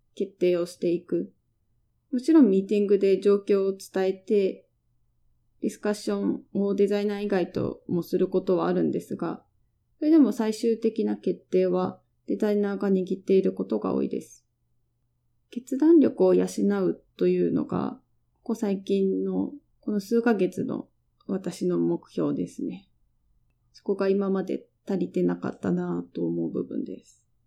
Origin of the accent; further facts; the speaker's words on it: Japan; moved away as an adult; now in San Francisco, United States; 今私がいる会社には日本人は私一人です